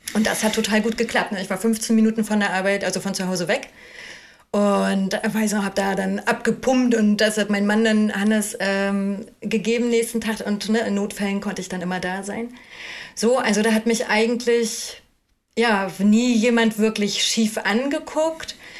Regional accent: Ueckermünde, Mecklenburg-Vorpommern, Germany; moved away as an adult; also born or lived in Cologne / Hamburg; now in Schleswig-Holstein, Germany; ich bin aus Ückermünde ursprünglich, also da bin ich geboren und aufgewachsen. Ückermünde Altwarp in Mecklenburg-Vorpommern am Oderhaff

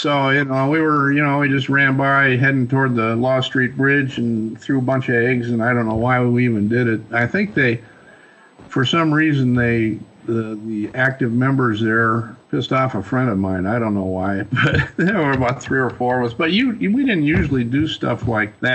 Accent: Milwaukee, Wisconsin, United States; moved away as an adult; also born or lived in Appleton, Wisconsin; now in Colorado, United States; I grew up in Milwaukee, and then we moved to Appleton when I was a senior in high school

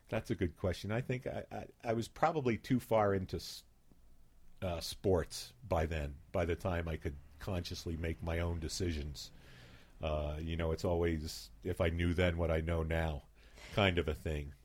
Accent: Philadelphia, Pennsylvania, United States; moved away as an adult; now in Ketchum, United States; I grew up in Philadelphia

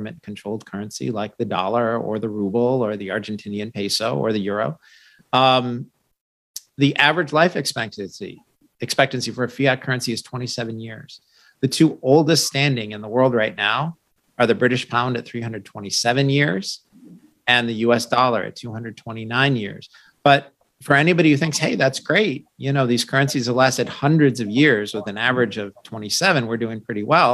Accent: United States; As an American

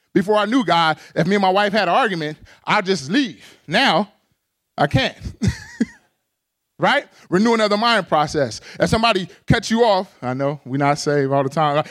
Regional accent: Pasadena, California, United States; moved away as an adult; now in Arizona, United States; I grew up in the urban context. I'm from Pasadena, California

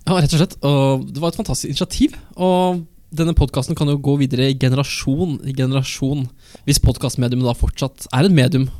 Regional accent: Elverum, Innlandet, Norway; Jeg er fra Sørskogbygda i Elverum

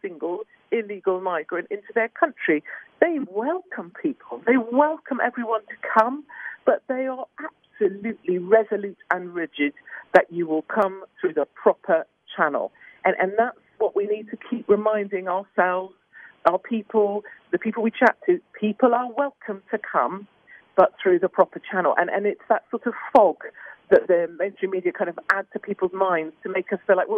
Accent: United Kingdom; I'm terribly British about these things

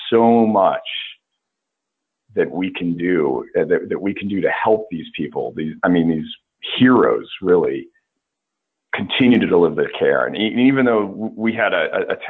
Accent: Georgia, United States; Well, I uh, uh, I grew up on the coast of Georgia, and uh, you'd you'd be surprised how many folks don't realize there is a coast of Georgia. but it's uh, uh it's part of the Low Country

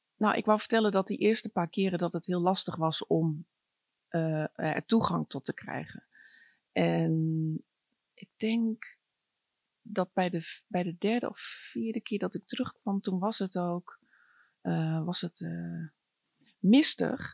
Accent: Groningen, Netherlands; ik ben opgegroeid in Groningen

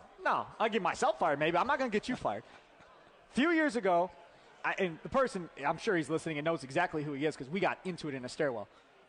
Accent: Kenosha, Wisconsin, United States; So I grew up in Kenosha. So I'm right there on the border of Wisconsin. I got Chicago people everywhere.

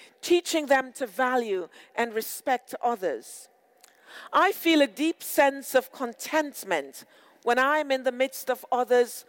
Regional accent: Montego Bay, Saint James, Jamaica; also born or lived in Britain; now in United Kingdom; I grew up in Montego Bay, Jamaica, and there I saw reflections of myself in all walks of life

